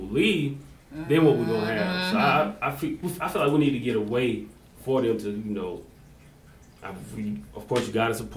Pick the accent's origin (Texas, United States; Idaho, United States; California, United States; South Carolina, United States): South Carolina, United States; Jonesville; I'm from Jonesville, so we right there beside y'all